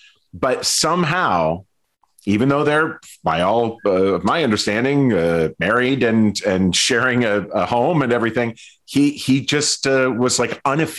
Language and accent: English; Stillwater, Minnesota, United States; my hometown of Stillwater, Minnesota.